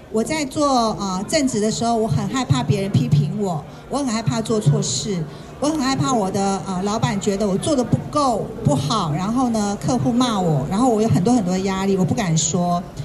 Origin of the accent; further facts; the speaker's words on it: Kaohsiung, Taiwan; now in Taipei, Taiwan; 我觉得能够从高雄来到台北